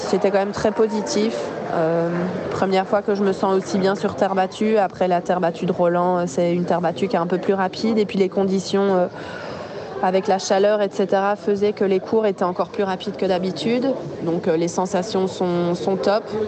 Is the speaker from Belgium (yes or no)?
yes; Belgium; en tant que Belge